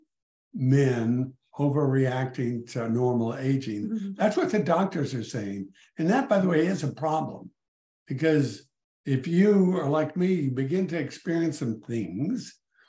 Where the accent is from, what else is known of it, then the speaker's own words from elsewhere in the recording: El Paso, Texas, United States; moved away as an adult; now in McLean, Virginia, United States; I was born and raised in El Paso, Texas